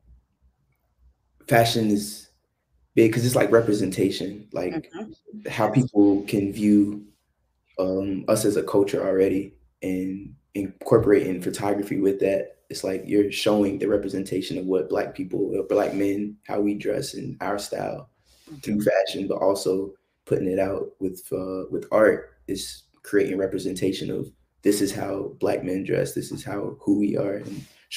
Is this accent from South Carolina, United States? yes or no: yes; South Carolina, United States; I grew up in South Carolina